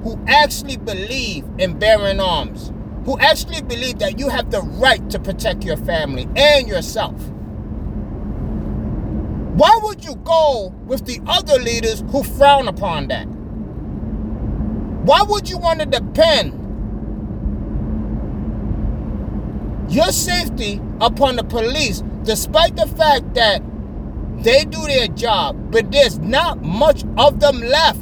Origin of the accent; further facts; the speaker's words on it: United States; Being an American citizen